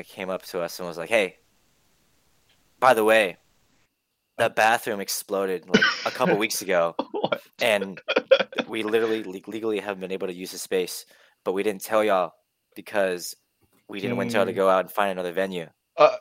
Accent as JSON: {"language": "English", "town": "Houston", "region": "Texas", "country": "United States", "said": "I'm from Houston."}